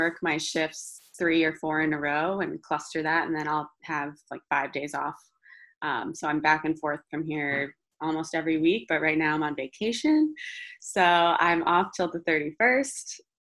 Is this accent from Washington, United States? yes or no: no; New York City, New York, United States; also born or lived in Fire Island; I'm born and raised in New York City. I am lucky enough to physically be in Fire Island right now, where I have a home my whole life